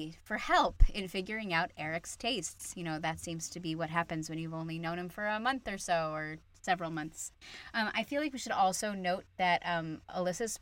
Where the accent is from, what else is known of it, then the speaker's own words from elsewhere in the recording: Phoenix, Arizona, United States; moved away; Arizona, which is my home state. Phoenix is my hometown